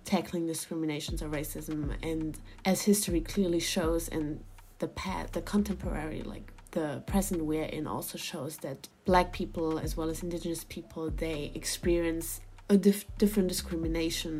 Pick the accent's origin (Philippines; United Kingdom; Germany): Germany; I was born in Germany